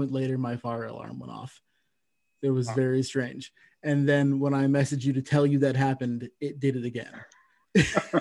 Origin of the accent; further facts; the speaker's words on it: Santa Cruz, California, United States; also born or lived in Reno, Nevada; now in Ontario, Canada; I used to live in Reno, and I grew up in Santa Cruz, California